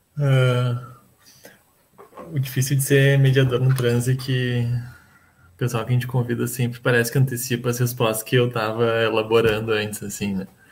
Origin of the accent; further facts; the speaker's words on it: Rio Grande do Sul, Brazil; eu que sou gaúcho